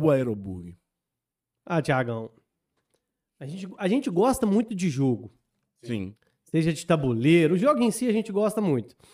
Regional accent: Belo Horizonte, Minas Gerais, Brazil; E a gente era de, a gente veio de BH para Lagoa Santa.

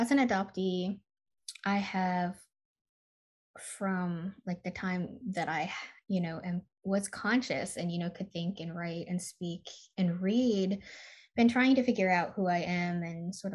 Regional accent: Michigan, United States; now in California, United States; I grew up in Michigan

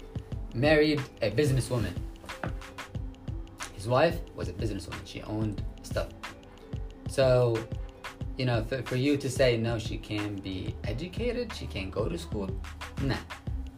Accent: Yemen; now in New York City, United States; I'm from Yemen

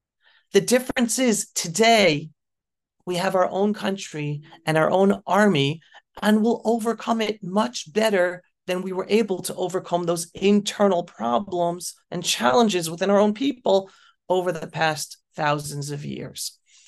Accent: New York City, New York, United States; now in Israel; I was blessed to grow up near him when I grew up in New York.

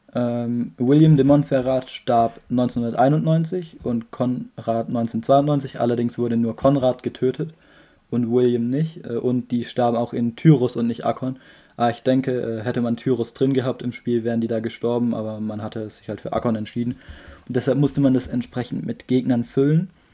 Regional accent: Germany; wo ich herkomme, habe ich so Deutschland geschrieben

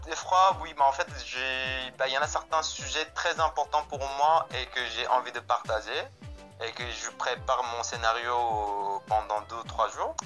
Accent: Busan, South Korea; French is a second language; moved away as an adult; now in France; je suis né à Busan

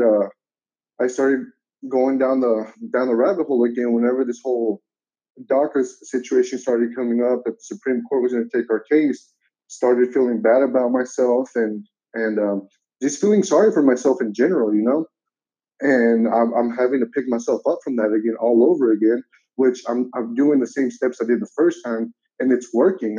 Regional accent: United States; I've been in the country since the age of five. I am now 25

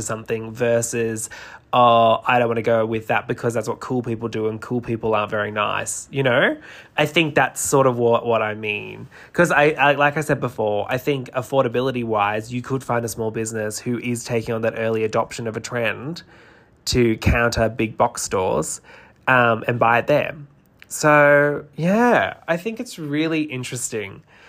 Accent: New South Wales, Australia; now in Melbourne, Australia; Like, I'm originally from New South Wales and moved down to Melbourne

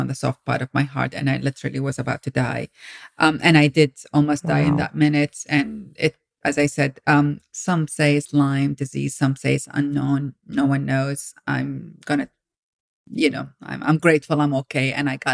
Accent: Iraq; moved away as an adult; now in United States; I grew up in Iraq. I came to America when I was 19 years

